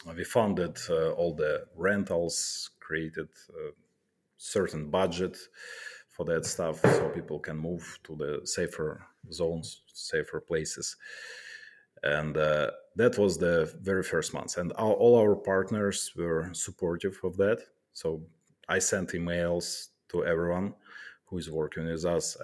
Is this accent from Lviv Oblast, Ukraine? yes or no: no; Kharkiv, Kharkiv Oblast, Ukraine; moved away as an adult; now in Poland; I'm from Kharkiv